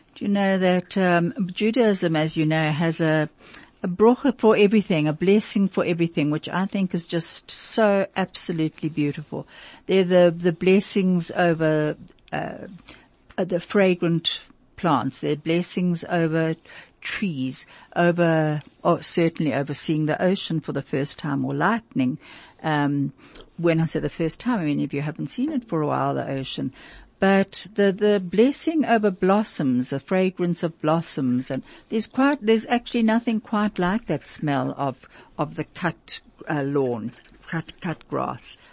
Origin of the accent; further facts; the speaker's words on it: Vereeniging, Gauteng, South Africa; I remember also living there as a little girl